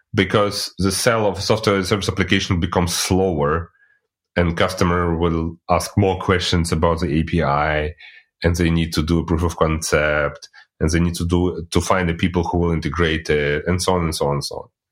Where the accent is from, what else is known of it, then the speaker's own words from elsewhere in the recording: Russia; moved away as an adult; now in Germany; I'm originally coming from Russia, but living in Germany since, like, already eighteen years